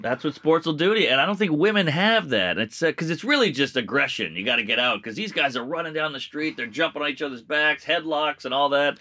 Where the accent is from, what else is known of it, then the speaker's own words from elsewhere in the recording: United States; I'm a, I'm a American through and through